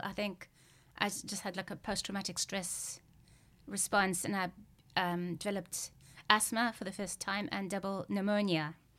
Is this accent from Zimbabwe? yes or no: yes; Zimbabwe; growing up in Zimbabwe